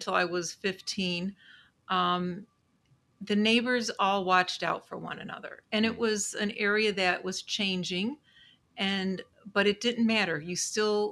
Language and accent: English; Chicago, Illinois, United States; I was born and raised in Chicago. I still live here in Chicago, a different area, but I grew up on the far south side of Chicago